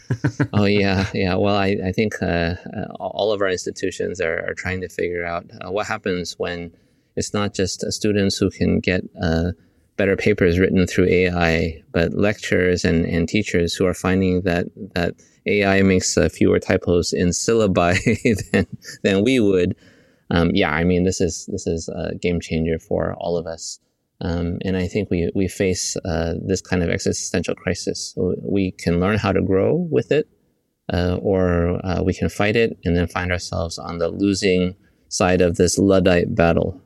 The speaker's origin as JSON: {"language": "English", "country": "United States", "tie": "born or raised there", "accent": "American", "moved": "as an adult", "lives_now": "Singapore", "said": "I was uh, born in the United States, I'm Chinese American"}